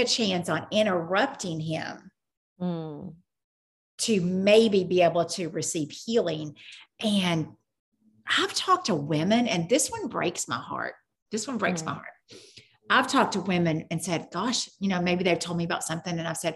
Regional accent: Cleveland, Tennessee, United States; I'm from Cleveland, but I'm also from Tennessee, but I'm also from the South, but I'm also from the United States.

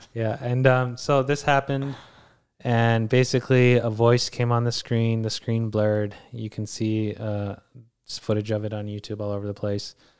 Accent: Canada; we're Canadian citizens

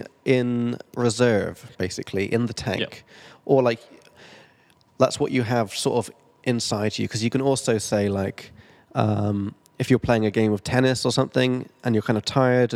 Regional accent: England, United Kingdom; now in Prague, Czech Republic; I'm from England

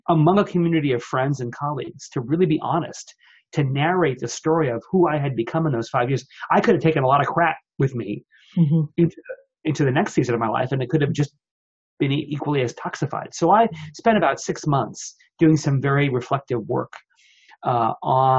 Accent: New York, United States; moved away as an adult; now in Seattle, United States; I was from New York

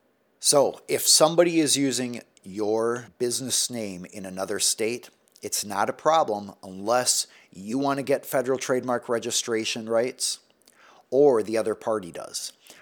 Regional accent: Delaware, United States; They're from Ohio. I'm from Delaware.

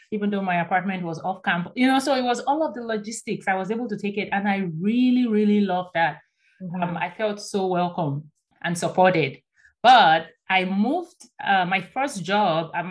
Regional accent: Nigeria; moved away as an adult; I came by myself from Nigeria. I booked my shuttle, registered for my classes, my accommodation, I made all the arrangements over the phone and they were so supportive, right?

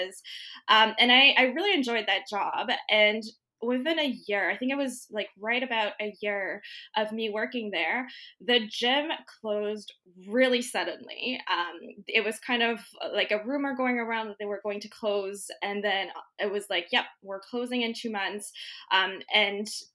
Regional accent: Mauritius; moved away as an adult; also born or lived in Guelph, Canada; now in Canada; So Mauritius, for those of you who don't know, is a little island east of Madagascar. So that's where I grew up

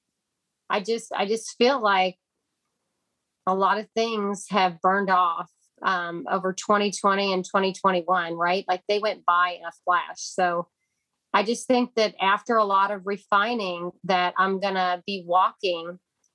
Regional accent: Kentucky, United States; now in Texas, United States; I'm from Kentucky, and we call them soup beans

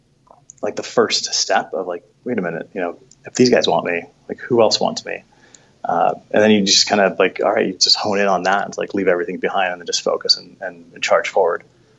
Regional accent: New York City, New York, United States; So growing up in New York, I just remember going to, like, you know, I grew up Catholic, so we'd go to these churches.

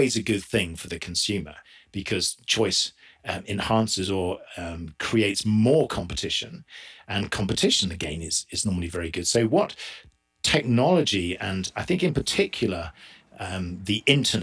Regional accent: South East England, United Kingdom; moved away as an adult; also born or lived in Orange County, California; now in Utah, United States; I'm originally from England, just southeast by just outside London.

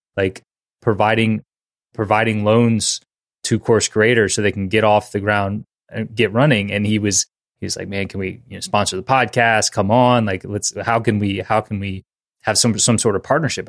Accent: Louisiana, United States; we both are born and raised in Louisiana

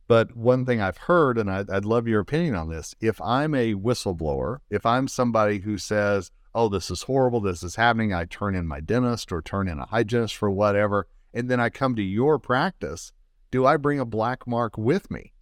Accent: Colorado, United States; the state of Colorado, my home state.

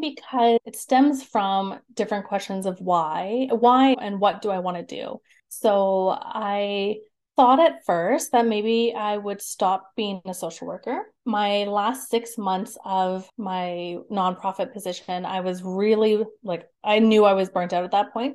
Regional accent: Calgary, Alberta, Canada; also born or lived in Lethbridge; I grew up in Calgary and surrounding areas. So I've always been in Alberta.

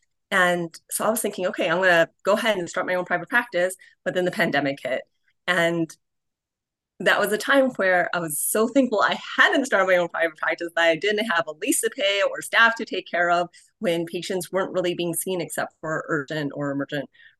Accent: Cleveland, Ohio, United States; Cleveland, which is actually my hometown. That's where I grew up

